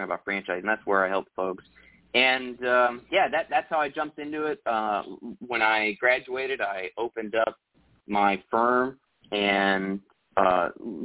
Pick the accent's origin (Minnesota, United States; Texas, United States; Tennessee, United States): Texas, United States; I grew up in Texas and yeah, I still live in Texas